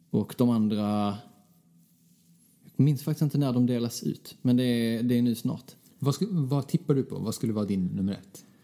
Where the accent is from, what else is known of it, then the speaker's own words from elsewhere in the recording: Skåne, Sweden; accent: Scanian; Förlåt för min skånska.